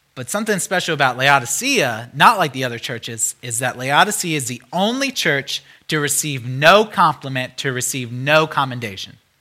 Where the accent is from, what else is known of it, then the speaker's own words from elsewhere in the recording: United States; as an American